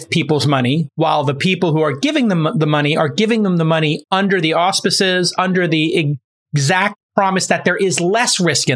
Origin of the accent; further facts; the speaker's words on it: New York City, New York, United States; moved away; my hometown. I lived in Brooklyn when it wasn't cool, the 70s and 80s